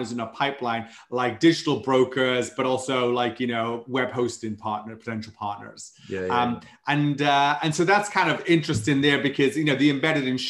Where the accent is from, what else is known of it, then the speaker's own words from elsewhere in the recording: Wales, United Kingdom; accent: Welsh; moved away as an adult; now in San Antonio, United States; I'm from Wales, though I've been living in the States now about 12 years